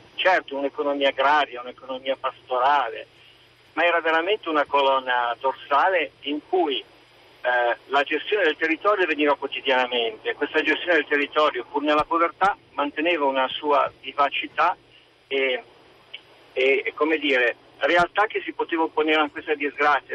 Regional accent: Cerreto Alpi, Emilia-Romagna, Italy; Nel mio paese, Cerreto Alpi

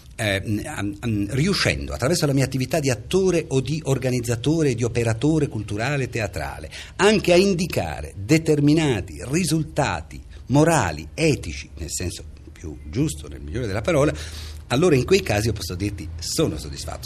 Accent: Reggio Emilia, Emilia-Romagna, Italy; moved away; also born or lived in Parma; io sono nato e sono cresciuto a Reggio Emilia

